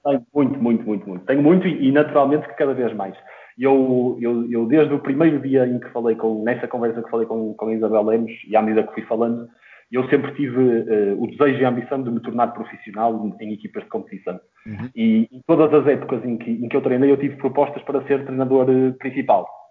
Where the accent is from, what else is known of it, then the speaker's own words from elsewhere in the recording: Porto, Norte, Portugal; eu sou natural do Porto, mais propriamente da, da cidade das Antas